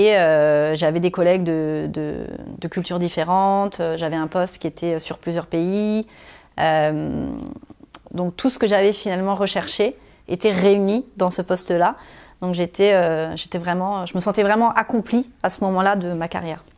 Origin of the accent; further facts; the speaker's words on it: Normandy, France; moved away; j'ai grandi dans un tout petit village de 200 habitants en Normandie